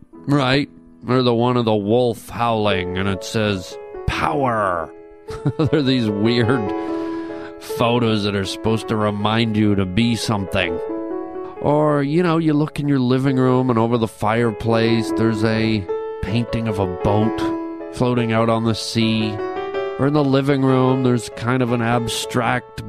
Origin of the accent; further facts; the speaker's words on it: Canada; I'm a Canadian boy